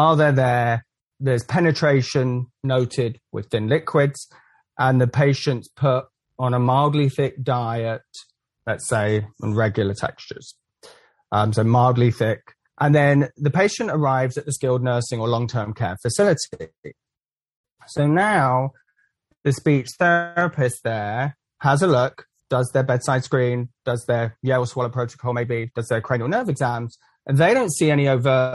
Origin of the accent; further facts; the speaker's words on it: England, United Kingdom; also born or lived in Central Florida; now in Florida, United States; I'm from England originally